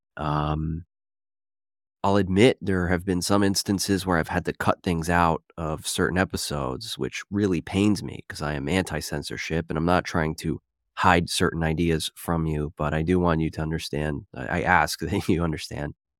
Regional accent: Philadelphia, Pennsylvania, United States; I'm from Philadelphia

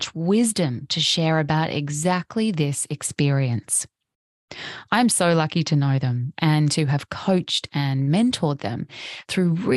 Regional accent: Australia; now in Sunshine Coast, Australia

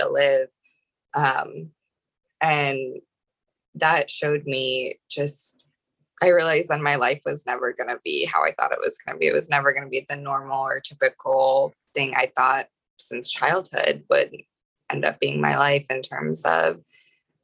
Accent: Ohio, United States; moved away as an adult; also born or lived in Austin, Texas; I grew up in Ohio

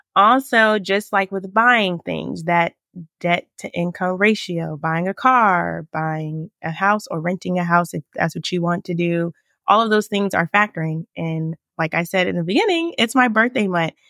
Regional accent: Richmond, Virginia, United States; also born or lived in Winchester, Virginia; I'm from Richmond, Virginia. I still live here

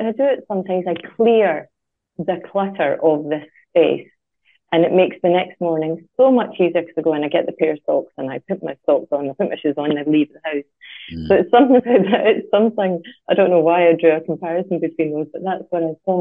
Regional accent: Scotland, United Kingdom; moved away; When I was growing up in Scotland

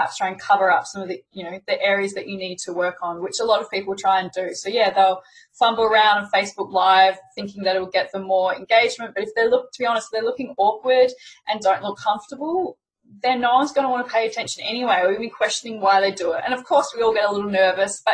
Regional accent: Melbourne, Victoria, Australia; accent: Aussie; I'm Australian with my Aussie accent

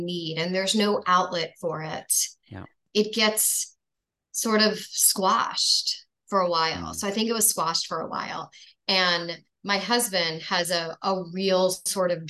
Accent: New York, United States; I grew up in New York

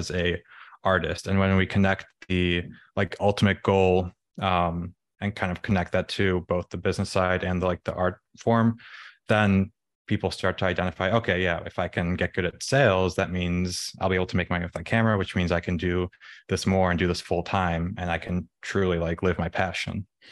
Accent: Chicago, Illinois, United States; I was born in the city, grew up in the suburbs, went to college in Illinois, um, and then moved back to the city

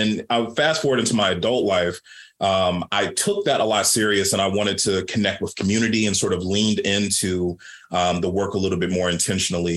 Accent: Baltimore, Maryland, United States; I grew up Black queer kid growing up in Baltimore, Maryland.

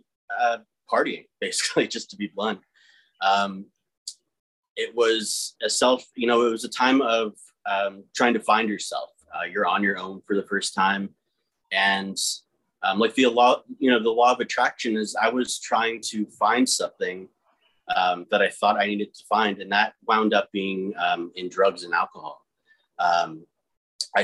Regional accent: New Tripoli, Pennsylvania, United States; we were born and raised in New Tripoli, which is a rural town, middle of nowhere

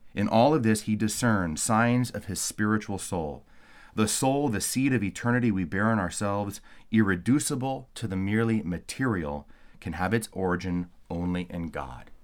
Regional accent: California, United States; moved away; I'm originally from California

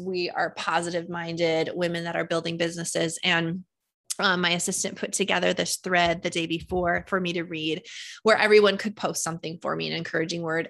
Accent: North Dakota, United States; I am from North Dakota and, um, you know, it's flat here.

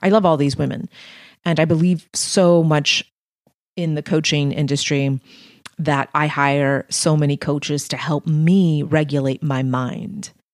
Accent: Texas-Mexican border, United States; English is a second language; I was born on the Texas-Mexican border.

